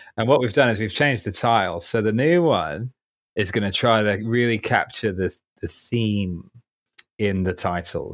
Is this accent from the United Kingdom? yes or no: yes; Surrey, South East England, United Kingdom; accent: posh; moved away as an adult; also born or lived in Ipswich; now in London, United Kingdom; I was born in Ipswich and grew up in Surrey, hence the sort of posh boy accent.